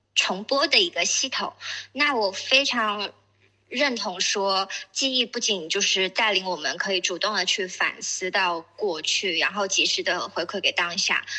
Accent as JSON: {"language": "Chinese", "town": "Shenzhen", "region": "Guangdong", "country": "China", "said": "我是深圳人"}